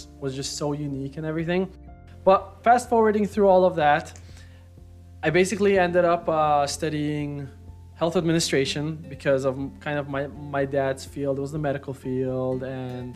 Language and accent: English; Berlin, Germany; I was born in Berlin, Germany.